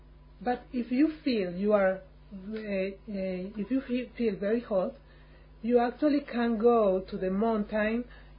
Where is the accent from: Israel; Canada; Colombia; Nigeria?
Colombia; English is a second language; also born or lived in Cali; I'm from Colombia.